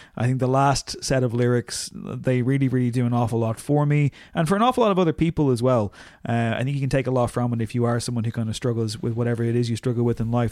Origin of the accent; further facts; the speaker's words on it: Louth, Leinster, Ireland; I'm from Louth